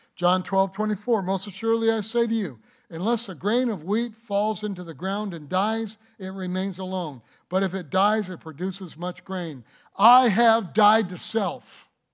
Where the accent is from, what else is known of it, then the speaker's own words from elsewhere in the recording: Detroit, Michigan, United States; I was born in Detroit